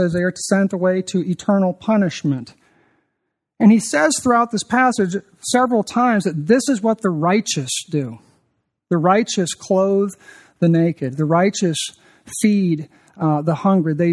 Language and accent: English; Birmingham, Alabama, United States; I'm from Birmingham